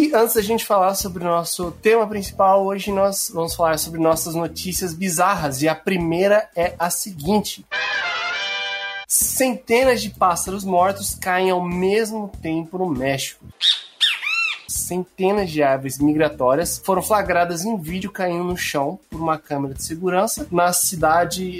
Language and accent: Portuguese; Gaúcho, Rio Grande do Sul, Brazil; Nós que somos gaúchos